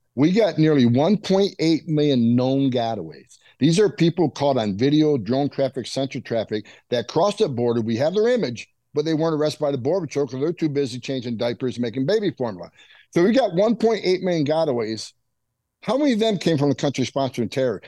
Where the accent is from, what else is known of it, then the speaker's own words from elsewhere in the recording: St. Lawrence River border, upstate New York, United States; moved away; I grew up on the northern border. That's why I mm-hmm. became a border patrol agent. I grew up there on the St. Lawrence River uh, uh, border in Canada. Yeah, and look, and, and up in upstate New York